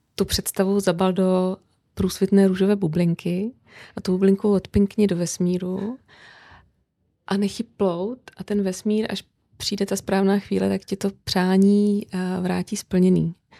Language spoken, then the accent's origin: Czech; Brno, South Moravian Region, Czechia; now in Prague, Czech Republic; já žiju v Praze, přestože jsem z Brna